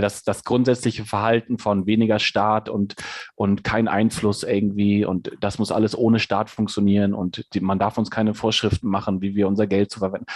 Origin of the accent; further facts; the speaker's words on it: Hamburg, Germany; now in Hesse, Germany; ich bin in, in Hamburg groß geworden, ähm, äh, in der Innenstadt in Hamburg